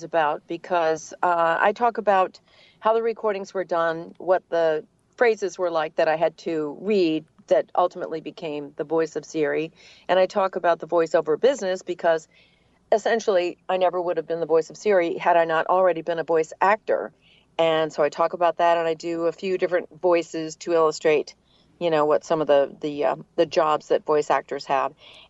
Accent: New England, United States; accent: New England; now in Atlanta, United States

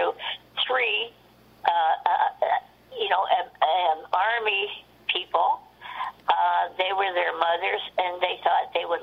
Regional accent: Toronto, Ontario, Canada; moved away as an adult; now in Peterborough, Canada; I was born in Toronto.

